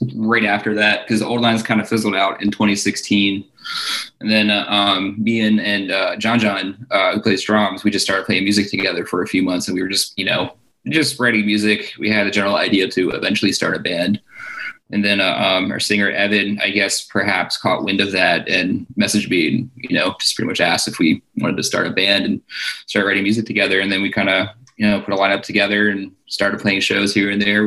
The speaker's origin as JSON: {"language": "English", "town": "Towson", "region": "Maryland", "country": "United States", "tie": "born or raised there", "said": "I grew up in Baltimore, uh, technically in Towson. Um, pretty much grew up there. Went to high school there"}